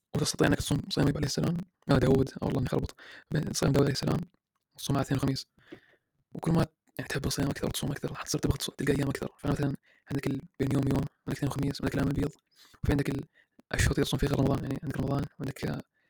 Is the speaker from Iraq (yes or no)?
yes; Iraq; أنا عراقي